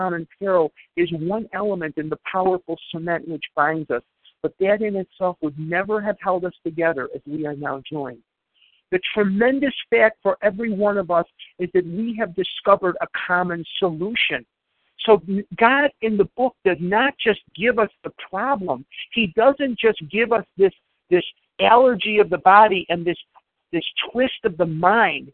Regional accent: Chicago, Illinois, United States; I grew up in Chicago

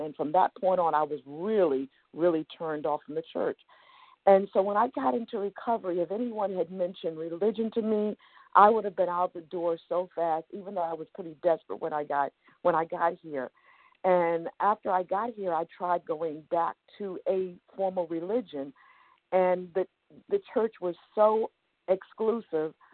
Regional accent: New York City, New York, United States; I grew up in Brooklyn, New York.

